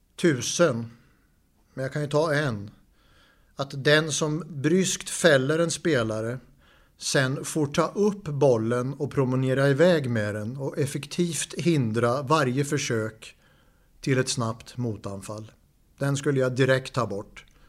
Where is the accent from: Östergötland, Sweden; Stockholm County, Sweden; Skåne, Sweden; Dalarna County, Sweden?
Östergötland, Sweden; Linköping; jag är från Linköping